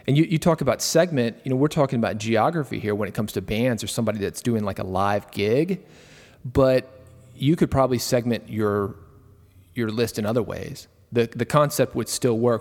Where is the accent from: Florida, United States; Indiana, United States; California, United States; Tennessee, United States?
Tennessee, United States; Nashville; I was born in Nashville